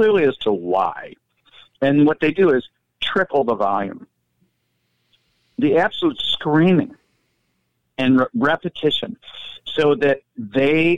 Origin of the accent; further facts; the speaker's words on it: Detroit, Michigan, United States; also born or lived in Portland; I'm from Detroit.